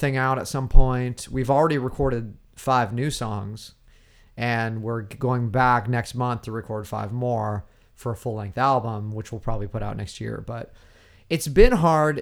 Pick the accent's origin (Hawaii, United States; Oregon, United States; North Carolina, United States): Oregon, United States; moved away as an adult; also born or lived in Portland / Washington / Virginia; now in Los Angeles, United States; growing up in the Northwest and Oregon